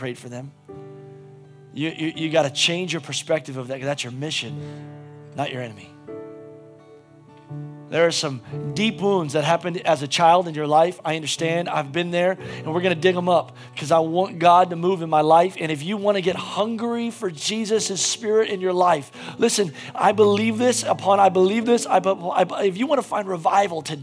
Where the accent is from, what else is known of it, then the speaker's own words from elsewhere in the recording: United States; as an American